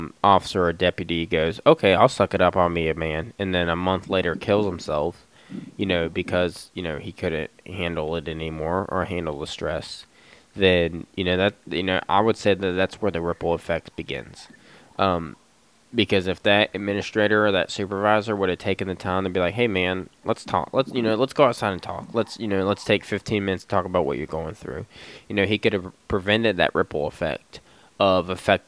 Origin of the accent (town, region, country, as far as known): Roanoke Valley, Virginia, United States; born or raised there